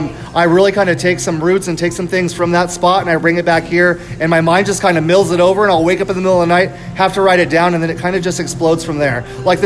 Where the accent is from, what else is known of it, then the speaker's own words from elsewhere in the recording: Texas, United States; now in Tucson, United States; So I have roots in the South as well. So I come from Texas. I have family in Texas.